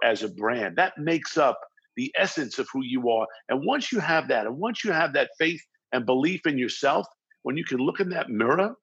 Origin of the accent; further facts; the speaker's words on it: Baldwin, New York, United States; accent: New York, New Jersey vibe; moved away as an adult; also born or lived in Brooklyn, New York; now in Los Angeles, United States; I was born in Brooklyn, New York, and raised in Baldwin, Strong Island